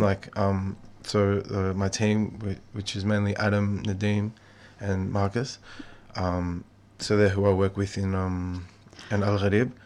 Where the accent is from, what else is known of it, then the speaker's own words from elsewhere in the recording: Melbourne, Victoria, Australia; me and some of the boys I grew up with in Melbourne